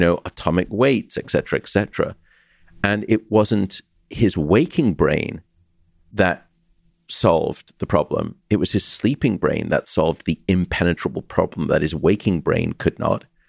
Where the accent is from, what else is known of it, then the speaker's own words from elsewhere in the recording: Liverpool, North West England, United Kingdom; I'm from Liverpool myself